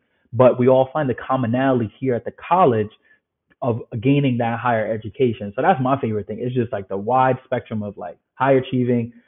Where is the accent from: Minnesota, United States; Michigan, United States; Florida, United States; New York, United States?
New York, United States; New York City; also born or lived in Ireland; born and raised in the Bronx